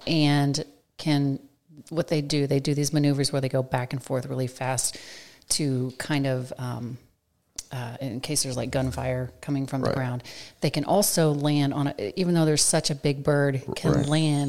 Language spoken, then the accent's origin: English; California, United States; born there; But so where I was born in California.